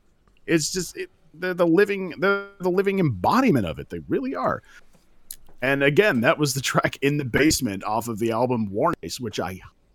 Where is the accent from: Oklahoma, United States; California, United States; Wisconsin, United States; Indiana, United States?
California, United States; Central; moved away; I actually had the great pleasure of seeing this band in my old hometown in Central California.